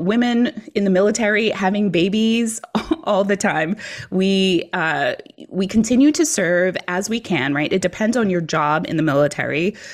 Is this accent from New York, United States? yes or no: yes; New York City, New York, United States; moved away as an adult; also born or lived in Virginia; I grew up in New York City, so I was used to just taking the train everywhere